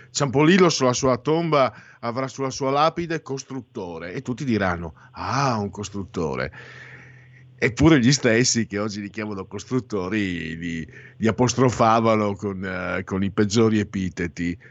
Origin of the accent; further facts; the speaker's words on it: Triveneto, Italy; dalle nostre parti si bestemmia anche troppo, è una pessima abitudine, si bestemmia moltissimo perché la Chiesa eh, da noi, Triveneto